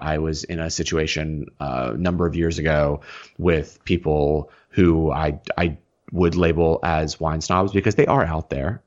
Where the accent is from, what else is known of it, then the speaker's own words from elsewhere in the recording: the South, United States; I am from the South.